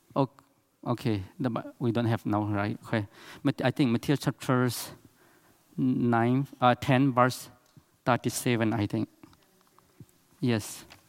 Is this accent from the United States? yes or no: no; Chin State, Myanmar; English is a second language; In Myanmar, we have eight big tribe, and I am from Chin State.